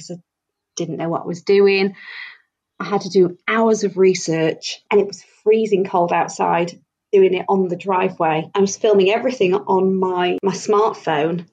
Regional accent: Doncaster, Yorkshire and the Humber, United Kingdom; moved away as an adult; now in Coventry, United Kingdom; I'm originally from Doncaster. We moved here for a job

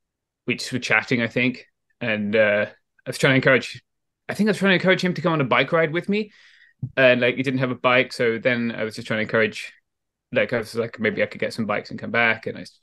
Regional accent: England, United Kingdom; Like I'm a guy from England, like it was different where I grew up, so like things.

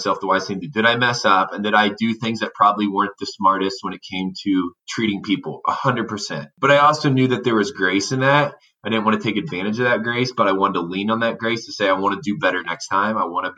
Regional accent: Indiana, United States; I grew up in Indiana

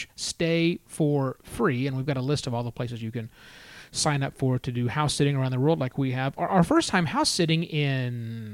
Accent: United States; We're American.

